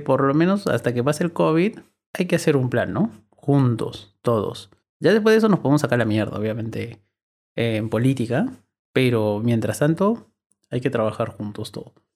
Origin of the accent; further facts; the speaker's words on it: Lima, Peru; yo soy limeño